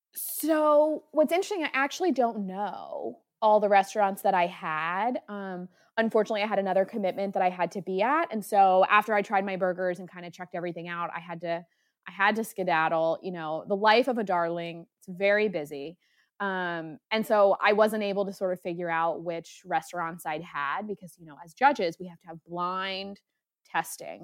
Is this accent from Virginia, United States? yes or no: no; Delaware, United States; I was from Delaware